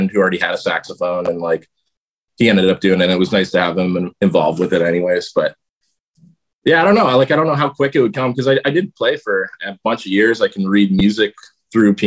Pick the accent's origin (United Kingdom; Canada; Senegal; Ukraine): Canada; Fort Erie, Ontario; also born or lived in Hamilton, Ontario; I was born in Hamilton, Ontario. And then shortly after, I think maybe like grade one or so, my parents moved to like Ridgeway, Fort Erie, Ontario area, which is about an hour from Hamilton